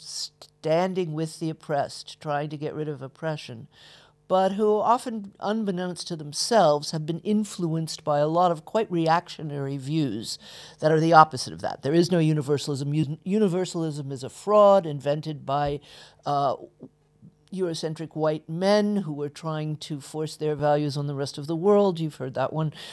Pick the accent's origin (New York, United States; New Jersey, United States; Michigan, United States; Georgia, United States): Georgia, United States; Atlanta; I was born in Atlanta, Georgia, uh, grew up in the middle of the civil rights movement